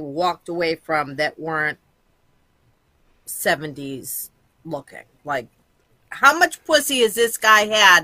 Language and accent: English; Boston, Massachusetts, United States; also born or lived in Quincy, Massachusetts; I was born in Jamaica Plain, and I lived in the inner city until I was about 12. And then I moved to Quincy, Massachusetts